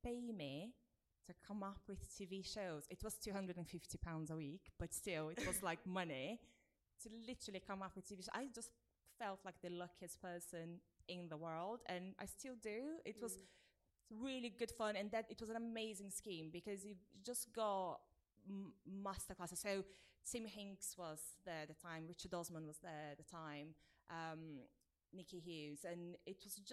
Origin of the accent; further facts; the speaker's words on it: Brazil; moved away as an adult; now in United Kingdom; I grew up in Brazil and I moved here when I was 22